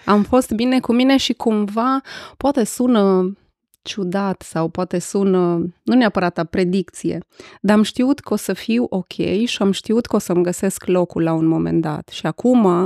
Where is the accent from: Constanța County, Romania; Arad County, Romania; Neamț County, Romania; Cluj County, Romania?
Arad County, Romania; Arad; sunt născută și crescută în Arad